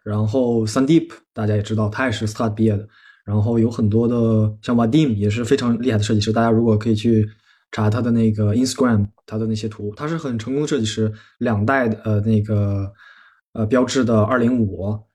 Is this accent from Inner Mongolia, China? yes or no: yes; Inner Mongolia, China; moved away as an adult; now in Paris, France; 我来嗯自哼咱们祖国的西部内蒙古嗯国哼，然后就是比较干旱，然后我们家里人有人在做环保，就是种树啊之类的